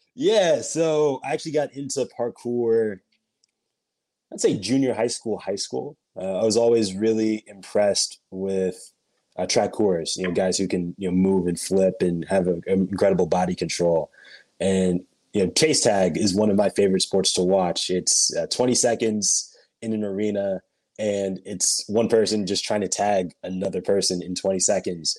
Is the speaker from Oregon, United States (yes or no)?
yes; Portland, Oregon, United States; also born or lived in Los Angeles; I was born in Los Angeles, but I grew up uh, in a suburb of Portland, Oregon